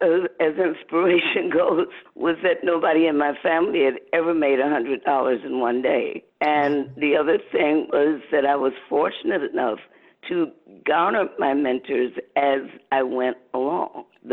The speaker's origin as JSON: {"language": "English", "town": "Muskegon", "region": "Michigan", "country": "United States", "tie": "born or raised there", "said": "I was born in 1946 in Western Michigan, in Muskegon, Michigan"}